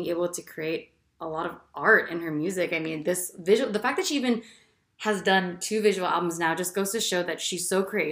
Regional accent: New Jersey, United States; I'm from New Jersey

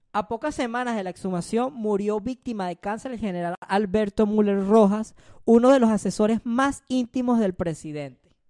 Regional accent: Venezuela; somos, de Venezuela

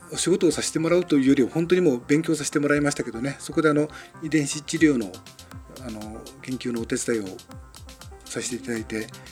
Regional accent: Tokyo, Japan; moved away; もともとはあの東京の生まれですから

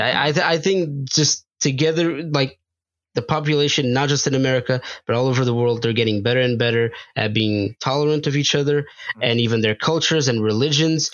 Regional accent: Portugal; now in United States; I grew up in Portugal

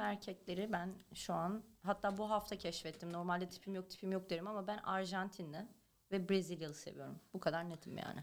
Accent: Turkey; now in Los Angeles, United States; ben Türkiye'de büyümüş bir kadınım

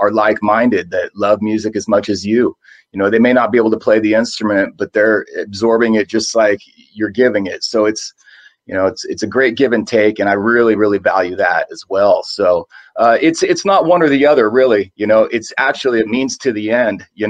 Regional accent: San Jose, California, United States; I'm from San Jose, California

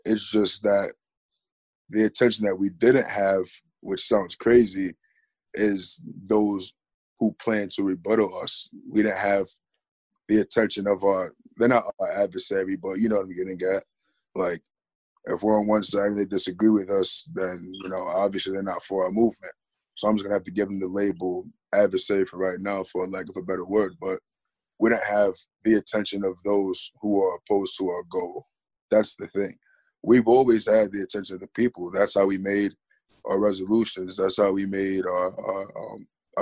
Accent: Geneva, New York, United States; I'm 18 years old, born and raised in Geneva.

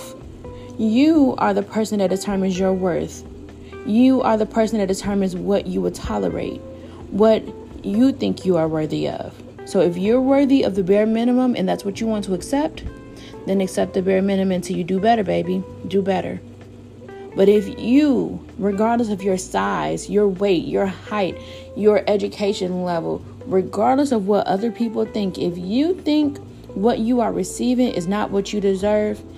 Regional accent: Chicago, Illinois, United States; I'm from Chicago

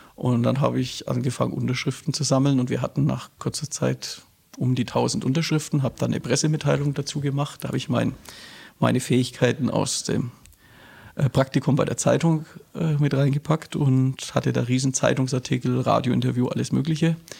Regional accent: Nuremberg, Bavaria, Germany; also born or lived in Berlin; dann haben mich meine Eltern nach Nürnberg verschleppt. Und ich bin eigentlich ein sozialisierter Franke.

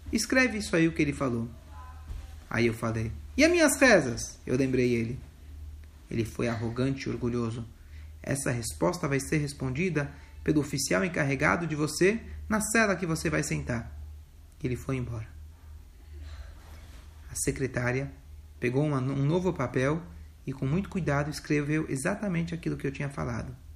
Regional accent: Lubavitch, Smolensk Oblast, Russia; born there; also born or lived in Rostov / Leningrad; Eu nasci em Lubavitch, eu estudei no Maishivá. Eu morei lá, é, morei em, em oito anos e meio em Rostov e três anos em Leningrad.

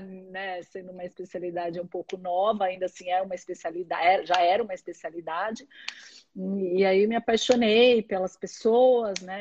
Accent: Santos, São Paulo, Brazil; also born or lived in Ribeirão Preto; sou de Santos, nasci em Santos

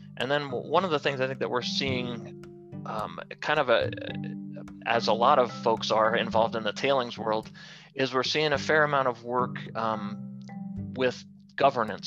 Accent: Long Island, New York, United States; moved away as an adult; also born or lived in Colorado; I was born and raised in New York, and um, grew up on Long Island, and then headed west to go to the Colorado School of Mines

